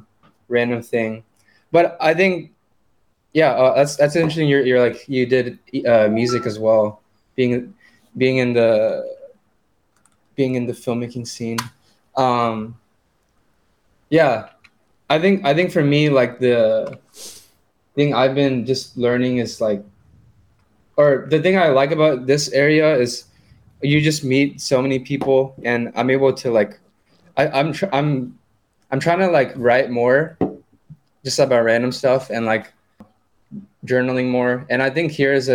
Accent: Austin, Texas, United States; moved away as an adult; now in New York City, United States; I went to college in Austin. I grew up in Austin.

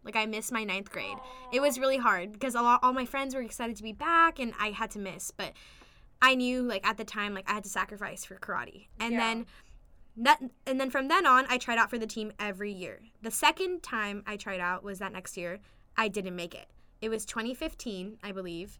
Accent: La Mirada, California, United States; I grew up in La Mirada, California.

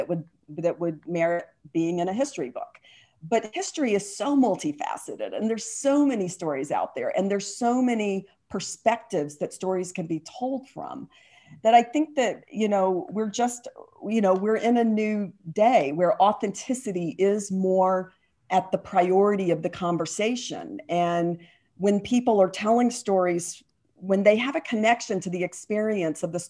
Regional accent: Atlanta, Georgia, United States; I grew up in Atlanta, and the movie business that is there now wasn't there then

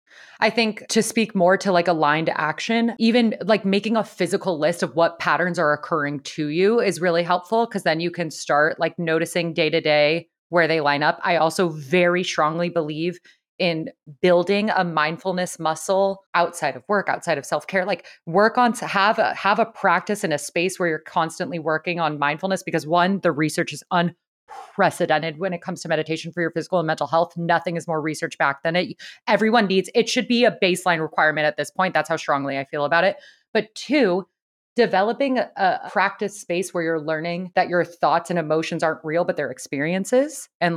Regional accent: San Diego, California, United States; was raised in San Diego.

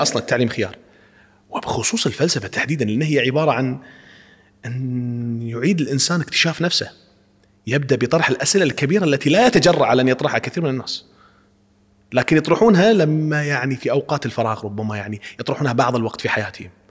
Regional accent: Kuwait; نحن يعني نحاول كأفراد، كمواطنين كويتيين، معلمين يعني، نشتغل في هذا الميدان.

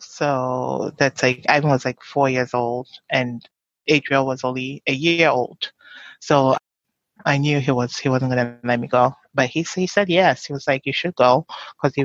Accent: Takoradi, Western Region, Ghana; moved away; poor neighborhoods in Takoradi where I grew up

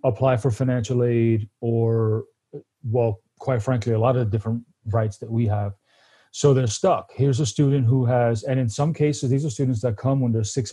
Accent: New York City, New York, United States; moved away as an adult; now in Paso Robles, United States; I was born out in Brooklyn, New York, born and raised. I've actually only been in California 4 years.

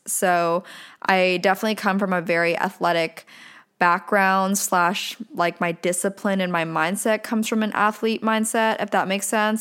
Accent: Pennsylvania, United States; now in Southern California, United States; I was born and raised in a very small town in Pennsylvania

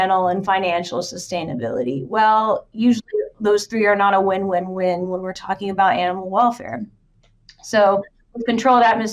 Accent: Marshalltown, Iowa, United States; my hometown has it in Marshalltown

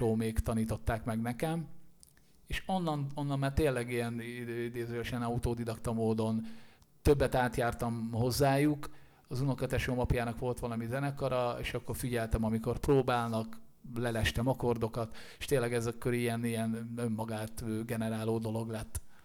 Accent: Szirák, Nógrád, Hungary; moved away as an adult; now in Budapest, Hungary; kilométerre lévő kisfaluban nőttem én föl, aminek Sziráka neve, és Észak-Magyarországon található Nógrád megyében

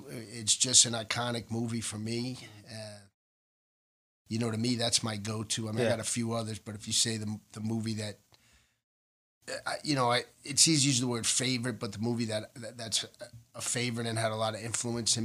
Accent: New York City, New York, United States; Born and raised in Manhattan

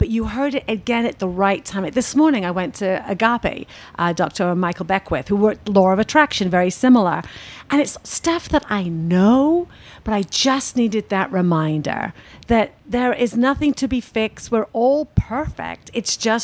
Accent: United Kingdom; I'm British

